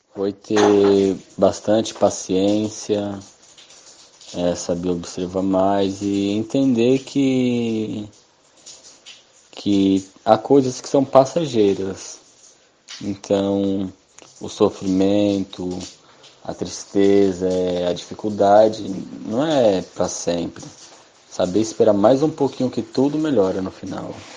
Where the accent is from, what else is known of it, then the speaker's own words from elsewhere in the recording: Santo André, São Paulo, Brazil; tenho 20 anos de idade, sou aqui de Santo André